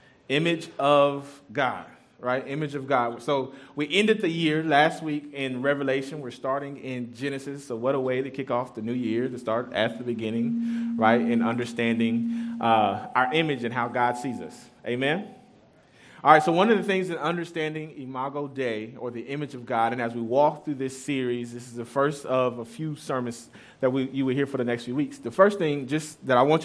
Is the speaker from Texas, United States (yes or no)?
yes; Austin, Texas, United States; I'm from Austin area. Grew up on the east side of Austin